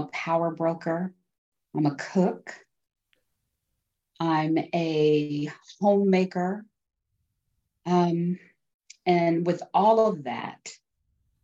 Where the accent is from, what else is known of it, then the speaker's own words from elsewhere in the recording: Denver, Colorado, United States; I live in Denver, Colorado. I was born and raised here